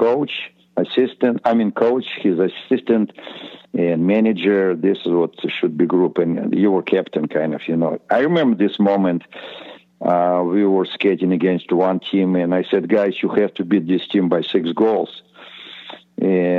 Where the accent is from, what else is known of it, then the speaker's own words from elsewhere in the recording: Estonia; English is a second language; moved away as an adult; we just kind of came from Estonia